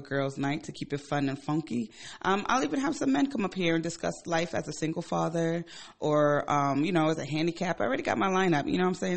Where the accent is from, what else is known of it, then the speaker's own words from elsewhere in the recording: Ghana; moved away; I'm from Ghana. I go to Ghana pla-, quite often